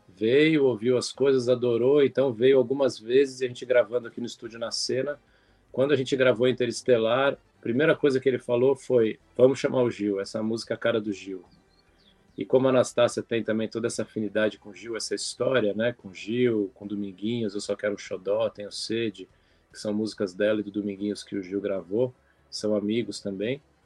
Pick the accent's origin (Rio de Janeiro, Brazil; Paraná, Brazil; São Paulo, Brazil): São Paulo, Brazil; moved away as an adult; now in Cunha, Brazil; Paulistano da gema total. 39 anos em São Paulo, agora eu tô aqui em Cunha, no estado ainda